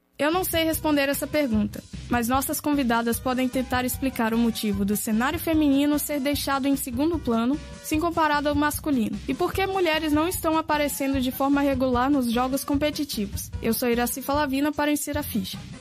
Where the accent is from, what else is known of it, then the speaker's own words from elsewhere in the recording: Bahia, Brazil; also born or lived in Minas Gerais; now in Florianópolis, Brazil; Na verdade, eu sou da Bahia.